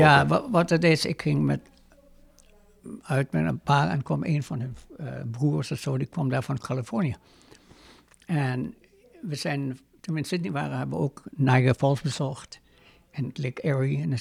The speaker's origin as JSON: {"language": "Dutch", "country": "Netherlands", "lives_now": "United States", "said": "Ik ben, ik ben Nederlander gebleven."}